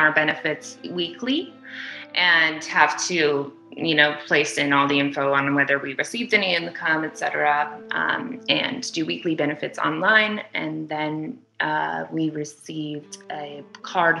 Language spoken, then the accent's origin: English; Kalispell, Montana, United States; moved away as an adult; also born or lived in Albany, New York; now in Los Angeles, United States; northern Montana. It's called Kalispell.